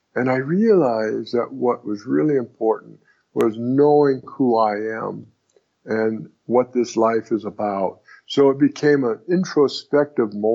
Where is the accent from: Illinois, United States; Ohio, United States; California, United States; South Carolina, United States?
California, United States; Southern; also born or lived in Brooklyn, New York; I was born in Brooklyn, New York. But before I was a year old, my parents moved out to Los Angeles, and I was raised in Southern California